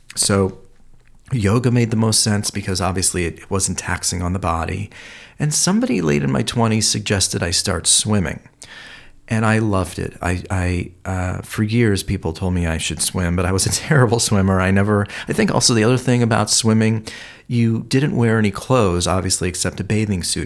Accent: Cleveland, Ohio, United States; moved away as an adult; now in Los Angeles, United States; growing up in Cleveland, uh, there was a lot of history of health and disease there

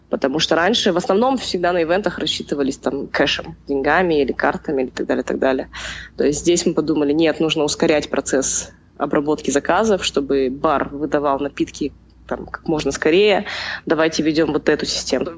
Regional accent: Almaty, Kazakhstan; я же родилась в Алмате и прожила в Алмате

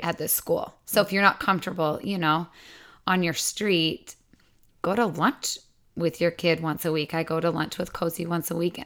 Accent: Utah, United States; moved away as an adult; also born or lived in Des Moines, Iowa; now in Texas, United States; I grew up in Utah

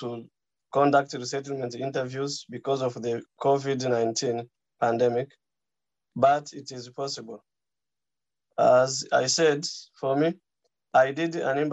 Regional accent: DR Congo; also born or lived in Nairobi, Kenya; now in a Nordic country; I'm a refugee from the Democratic Republic of Congo. I was resettled from Kenya to a Nordic country.

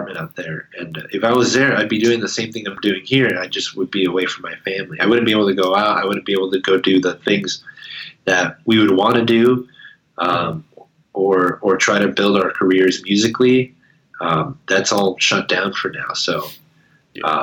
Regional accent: Las Vegas, Nevada, United States; also born or lived in El Paso, Texas / Los Angeles; I was born in El Paso, Texas, and then I moved to Las Vegas when I was really little

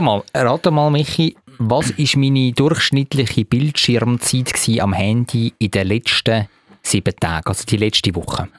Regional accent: Zurich, Switzerland; als, als Zürcher

